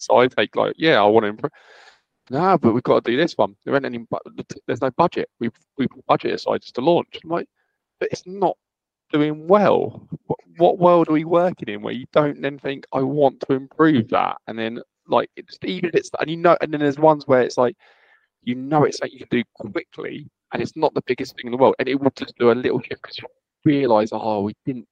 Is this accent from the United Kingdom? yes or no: yes; United Kingdom; I'm so British